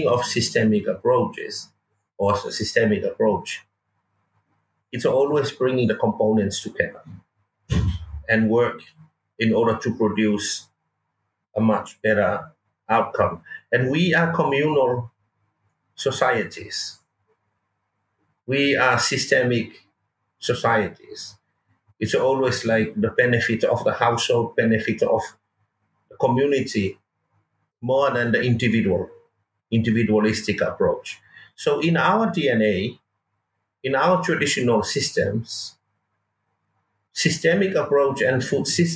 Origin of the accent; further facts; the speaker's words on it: Lotofanga, Safata, Atua, Samoa; It's all about growing up in Samoa, and I grew up in our village of Lotofanga, Safata, and then raised by my grandparents